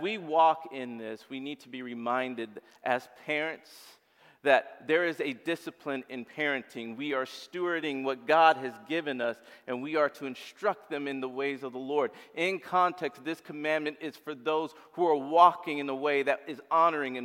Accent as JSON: {"language": "English", "country": "Uganda", "moved": "yes", "said": "I come from Uganda."}